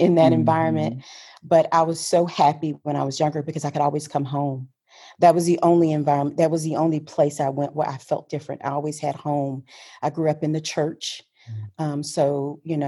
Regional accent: Houston, Texas, United States; I grew up in Houston, born and raised in Houston, Texas.

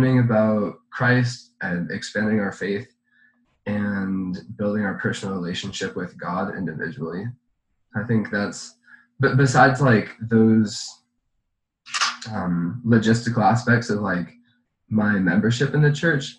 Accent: Southern California, United States; I grew up in Southern California.

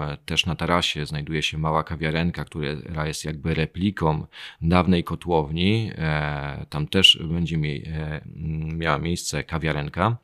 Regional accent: Chojnice, Pomeranian Voivodeship, Poland; moved away as an adult; now in Bydgoszcz, Poland; Nie, nie pochodzę z Bydgoszczy, pochodzę e, z Chojnic, ale z Bydgoszczem jestem silnie związany, bo obecnie mieszkam tam

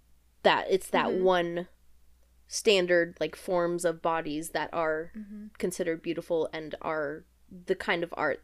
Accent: United States; As a larger girl growing up in America

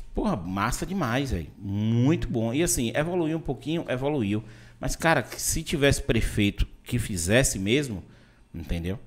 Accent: Vitória da Conquista, Bahia, Brazil; moved away; also born or lived in Salvador / Itabuna; eu sou de Vitória da Conquista, morei muito tempo em Salvador

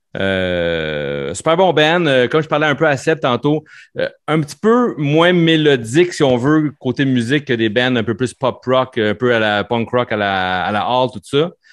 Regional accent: Sainte-Thérèse, Quebec, Canada; à Sainte-Thérèse, au village, ma ville natale

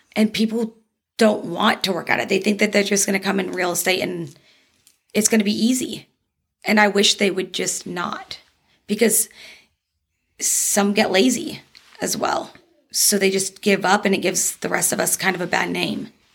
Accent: Dallas, Texas, United States; moved away as an adult; also born or lived in Bridgeport, Connecticut; now in Arizona, United States; I was born in Bridgeport, Connecticut, but okay. I spent most of my life in Dallas. Um, I moved here in 2013.

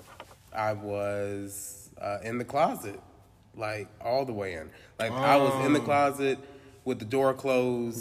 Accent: Washington, District of Columbia, United States; moved away; another church in D.C., my hometown

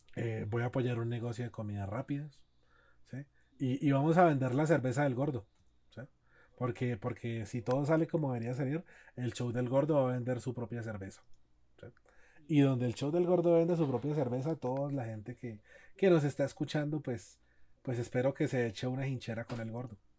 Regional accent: Cali, Valle del Cauca, Colombia; yo soy de Cali, y así hablamos los caleños

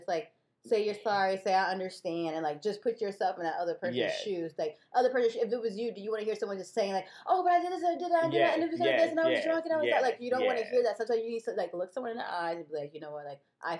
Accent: Detroit, Michigan, United States; I'm from Midwest, originally Michigan, Detroit

